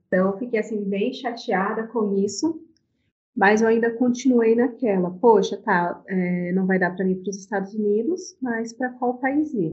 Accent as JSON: {"language": "Portuguese", "town": "Guarulhos", "region": "São Paulo", "country": "Brazil", "tie": "born or raised there", "lives_now": "Arujá, Brazil", "said": "nasci em Guarulhos, São Paulo. É, atualmente moro em Arujá."}